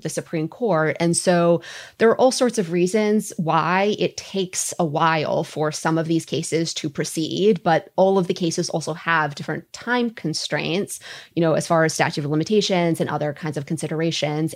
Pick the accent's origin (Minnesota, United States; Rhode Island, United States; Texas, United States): Minnesota, United States; I'm Minnesotan